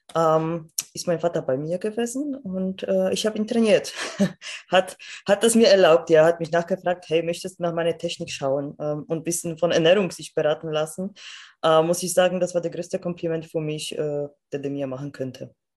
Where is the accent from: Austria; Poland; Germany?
Poland; moved away; Also ich komme aus Polen